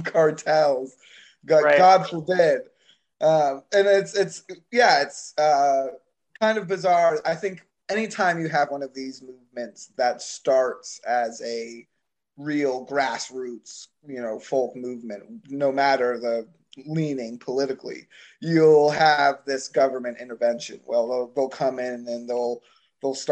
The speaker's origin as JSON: {"language": "English", "region": "Florida", "country": "United States", "said": "I'm from Florida"}